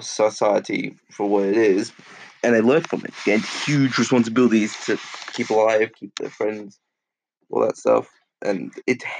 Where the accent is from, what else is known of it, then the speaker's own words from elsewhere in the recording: Australia; Growing up in Australia